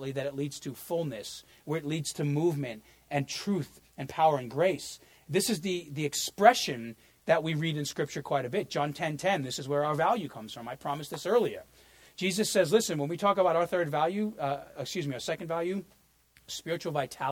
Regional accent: New York, United States; moved away; I grew up in New York

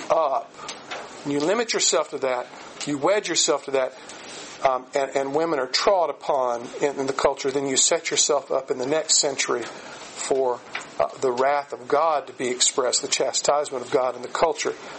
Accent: Aiken, South Carolina, United States; my hometown, Aiken, South Carolina

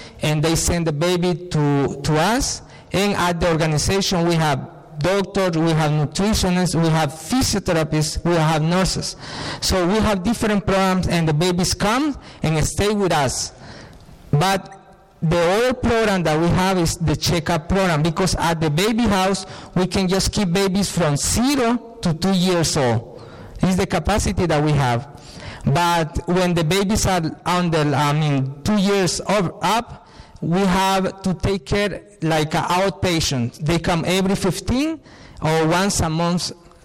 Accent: El Salvador; I'm from El Salvador

